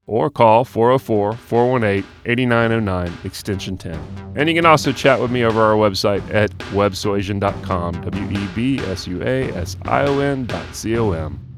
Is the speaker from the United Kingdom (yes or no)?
no; Austell, Georgia, United States; also born or lived in Jonesboro, Georgia; I grew up in Austell. So, so still, Georgia natives